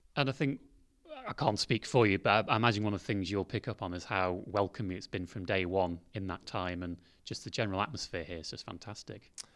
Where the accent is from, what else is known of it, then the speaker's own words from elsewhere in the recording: Derbyshire, East Midlands, United Kingdom; moved away; I'm from Derbyshire originally, so I went to Darleydale Hillside Methodist Church